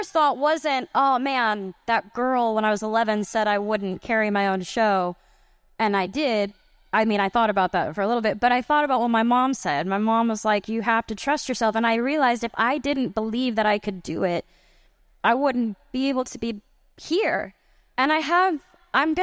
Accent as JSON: {"language": "English", "town": "Grand Prairie", "region": "Texas", "country": "United States", "said": "I'm from Grand Prairie, Texas"}